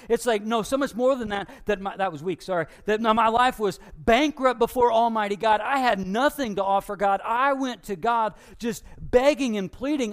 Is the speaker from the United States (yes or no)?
yes; Taylorville, United States; I'm from Taylorville